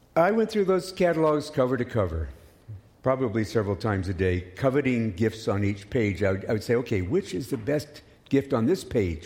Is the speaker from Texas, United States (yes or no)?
no; Oklahoma, United States; now in Canada; As a child growing up in Oklahoma